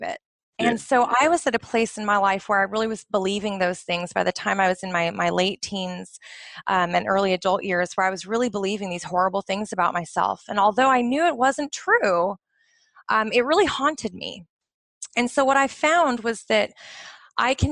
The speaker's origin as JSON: {"language": "English", "area": "just outside of Portland", "region": "Oregon", "country": "United States", "tie": "born or raised there", "moved": "yes", "lives_now": "Bahrain", "said": "I grew up in the United States, just outside of Portland, Oregon, up in the Pacific Northwest"}